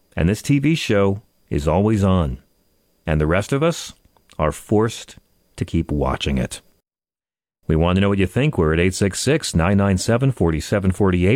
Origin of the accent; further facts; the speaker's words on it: Long Island, New York, United States; now in Manhattan, United States; I grew up on Long Island